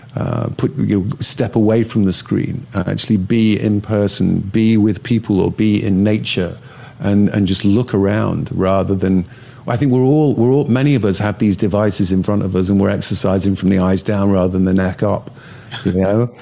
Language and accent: English; Northern England, United Kingdom; moved away; growing up in Northern England where I grew up